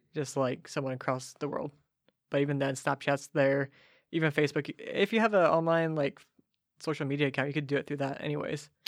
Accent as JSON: {"language": "English", "town": "Ferndale", "region": "California", "country": "United States", "tie": "born or raised there", "moved": "as an adult", "lives_now": "Nashville, United States", "said": "I grew up in Ferndale"}